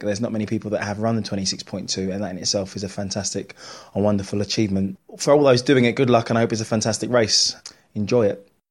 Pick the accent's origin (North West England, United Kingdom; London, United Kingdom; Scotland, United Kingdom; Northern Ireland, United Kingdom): London, United Kingdom; I'm a Londoner. I was born in East London.